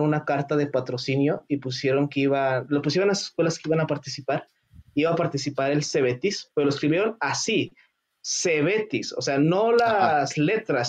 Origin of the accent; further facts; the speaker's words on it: Mexico; no soy japonés, no soy asiático, soy 100% mexicano